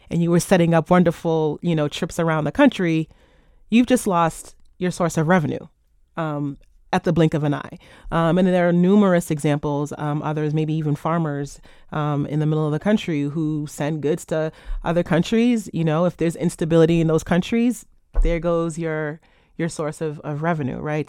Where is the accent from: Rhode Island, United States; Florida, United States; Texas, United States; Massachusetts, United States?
Rhode Island, United States; Rhode Island, my home state